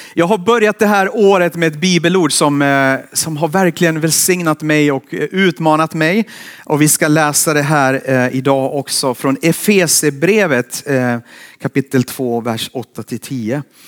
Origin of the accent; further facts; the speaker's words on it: Finland; now in Borås, Sweden; Jag har vuxit upp i Finland